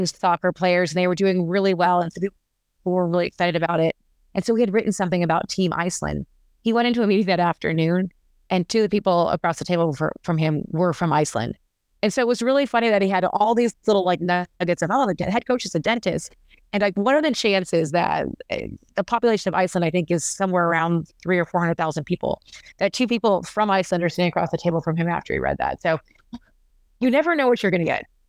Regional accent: Las Vegas, Nevada, United States; also born or lived in Arizona; I am a native Las Vegas, a person from Las Vegas

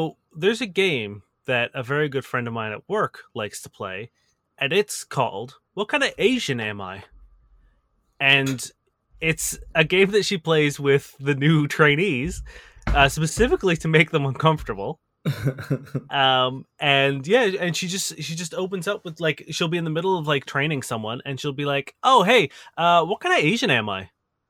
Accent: Toronto, Ontario, Canada; Oh, I'm from Toronto.

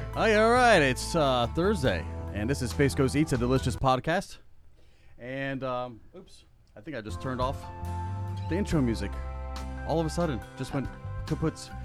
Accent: South Florida, United States; now in Central Florida, United States; I grew up in South Florida

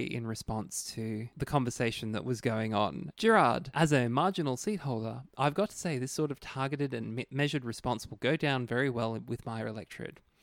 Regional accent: Queensland, Australia; as a Queenslander

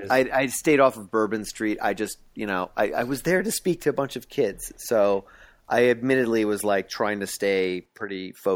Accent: Fall River, Massachusetts, United States; born there; also born or lived in Portsmouth, Rhode Island / Boca Raton, Florida; I was born in Fall River, Massachusetts, and then we moved to Rhode Island. Portsmouth, Rhode Island, and then we migrated all the way to Big Bad Beautiful Boca Raton, Florida.

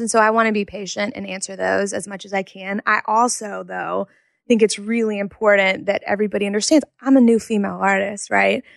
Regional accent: Jackson, Mississippi, United States; also born or lived in Madison, Mississippi; I grew up in Jackson, Mississippi.

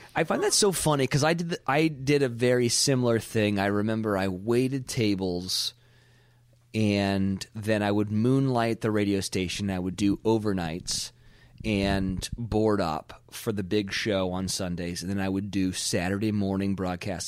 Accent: Pebble Beach, California, United States; we're broadcasting from Pebble Beach, California. This is where I came from

